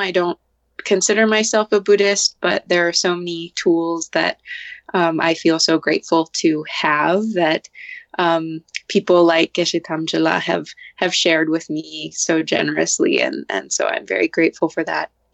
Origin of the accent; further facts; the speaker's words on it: Santa Fe, New Mexico, United States; it's also nice to be back in my hometown of santa fe